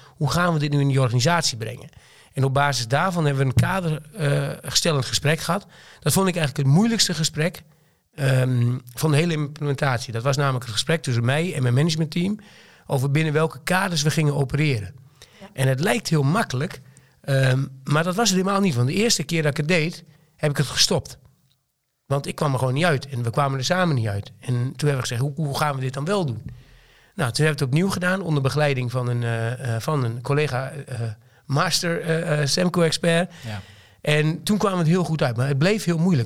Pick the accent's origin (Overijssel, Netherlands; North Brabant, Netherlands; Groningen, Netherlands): Overijssel, Netherlands; Twente; accent: Twente (Tukker); ik woon in Twente, dat hoor je misschien wel een klein beetje aan mijn accent